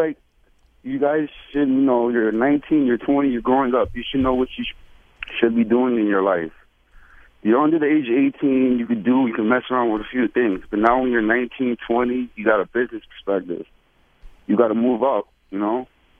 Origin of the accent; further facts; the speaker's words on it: New York City, New York, United States; Well, I'm 19, I'm from the Bronx, and I just got out of high school. I'm in college.